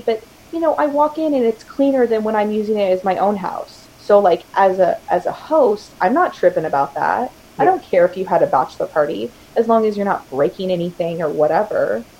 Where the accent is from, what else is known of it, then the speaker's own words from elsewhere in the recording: Houston, Texas, United States; this week it's my sister's family's from Montana, we're from Houston, and we're meeting here in Portland to hang out.